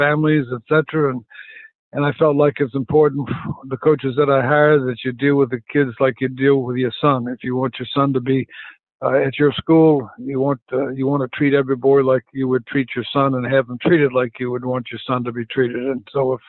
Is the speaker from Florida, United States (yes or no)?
no; Phoenix, Arizona, United States; moved away as an adult; also born or lived in Southeast United States; I grew up in Phoenix